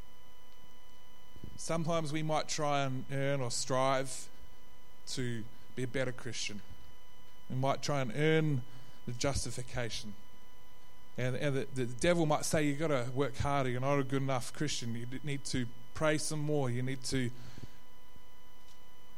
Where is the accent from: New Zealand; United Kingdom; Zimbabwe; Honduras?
New Zealand; now in Australia; I'm from New Zealand